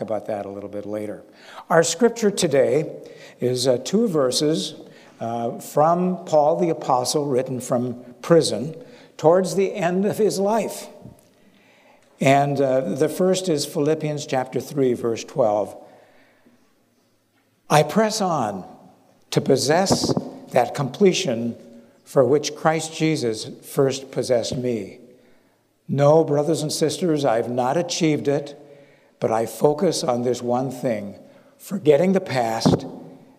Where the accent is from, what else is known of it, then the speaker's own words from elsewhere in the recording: Minnesota, United States; now in Naples, United States; I'm originally from Minnesota